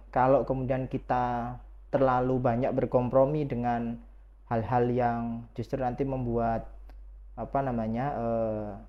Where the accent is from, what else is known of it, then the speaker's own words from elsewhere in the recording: Lamongan, East Java, Indonesia; saya asli dari Jawa, uh, Lamongan